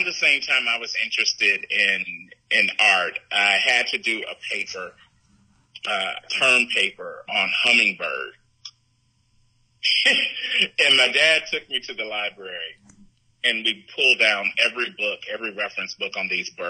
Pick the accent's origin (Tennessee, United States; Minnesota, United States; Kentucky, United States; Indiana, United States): Indiana, United States; Gary; I grew up in Gary, Indiana.